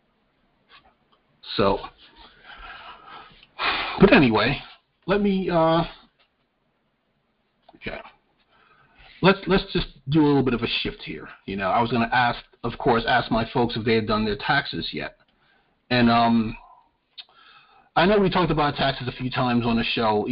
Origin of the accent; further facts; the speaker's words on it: New York, United States; now in North Carolina, United States; I'm from New York